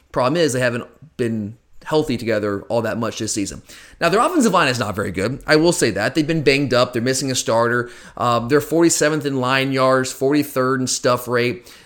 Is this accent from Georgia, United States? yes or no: yes; Gwinnett County, Georgia, United States; I grew up in Gwinnett County